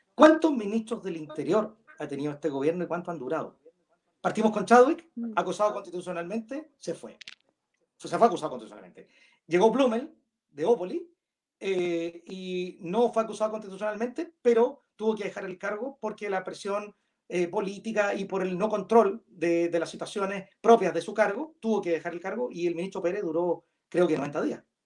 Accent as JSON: {"language": "Spanish", "country": "Chile", "said": "somos todos chilenos"}